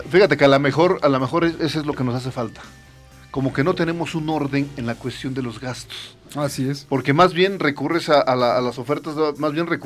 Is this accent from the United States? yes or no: no; Mexico; nosotros como mexicanos